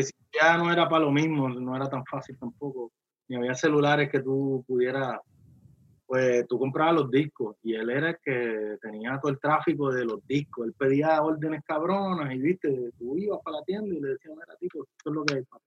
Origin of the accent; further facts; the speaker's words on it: Carolina, Puerto Rico; yo me crié en Villa Carolina